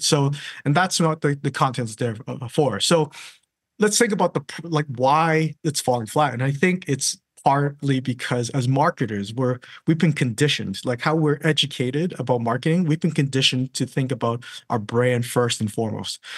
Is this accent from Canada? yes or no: yes; Canada; now in London, United Kingdom; I'm from Canada